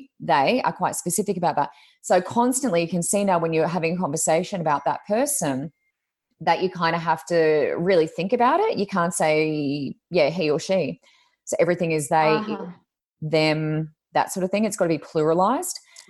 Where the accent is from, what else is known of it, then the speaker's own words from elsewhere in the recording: Australia; I grew up in Australia